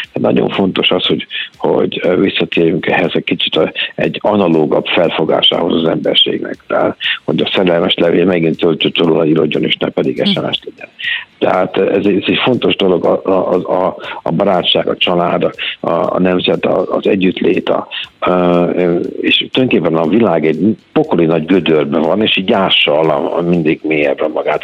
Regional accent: Hungary; moved away; a szülőhazám

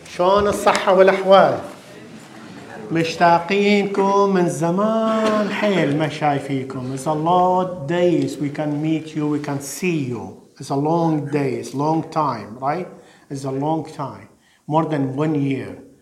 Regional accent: Iraq; now in London, United Kingdom; في بلادنا الشرقية بالعراق

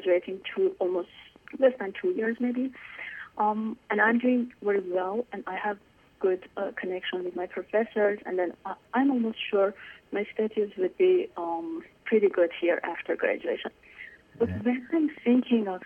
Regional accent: Iran; moved away; I was born in Iran, and I was born and raised in a super liberal family inside Iran

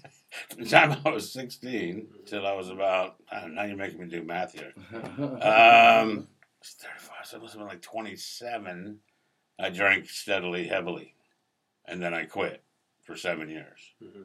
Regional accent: East Coast, United States; Well, I grew up on the East Coast, basically. I mean, my family moved around like every 3 or 4 years for some fucking reason.

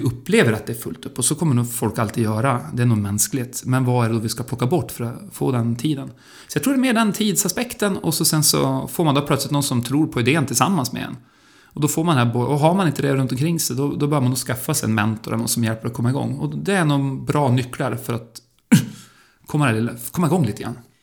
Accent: Örnsköldsvik, Västernorrland County, Sweden; när jag växte upp i Örnsköldsvik

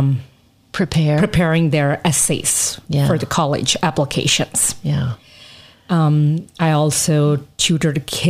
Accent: Detroit suburbs, Midwest, Michigan, United States; moved away as an adult; also born or lived in New York / New Jersey; now in Peoria, United States; I grew up in Midwest. I went to high school in Detroit suburbs

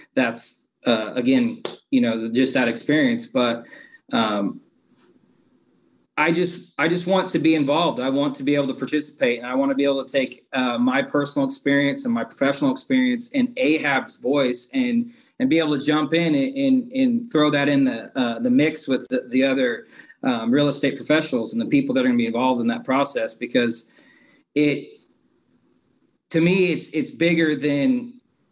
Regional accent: Lawrence, Kansas, United States; I was born and raised here in Lawrence

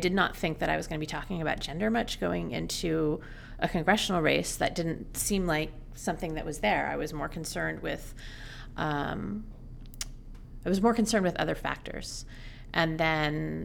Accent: Seattle, Washington, United States; I grew up in Seattle

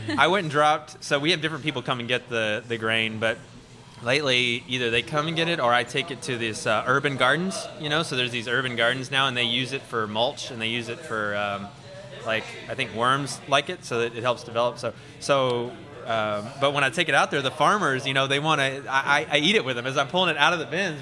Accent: Cove, Texas, United States; now in Houston, United States; I'm from about 45 minutes east of here small town called Cove out past Baytown

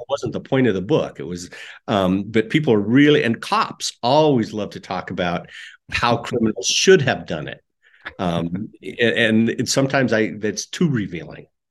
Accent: Casper, Wyoming, United States; I grew up in Wyoming in, uh, Casper, Wyoming

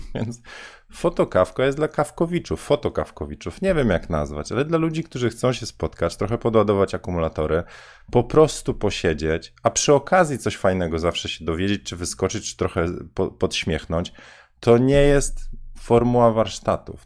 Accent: Bydgoszcz, Kuyavian-Pomeranian Voivodeship, Poland; moved away; ja na osiedlu Bajka mieszkałem

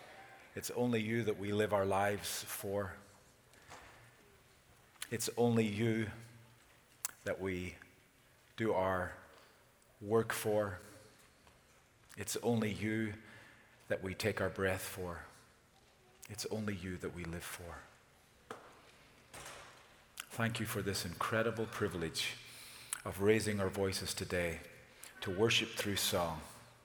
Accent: Ireland; We Irish

